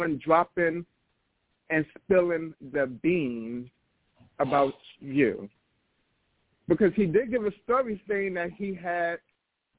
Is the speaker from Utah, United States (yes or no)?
no; New York, United States; I'm from New York